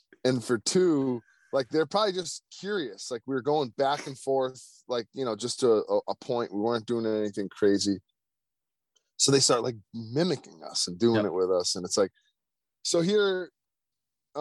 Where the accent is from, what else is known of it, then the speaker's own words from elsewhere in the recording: United States; the United States